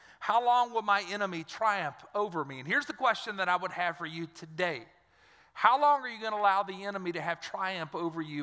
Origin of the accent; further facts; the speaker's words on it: Dry Prong, Louisiana, United States; I'm from Dry Prong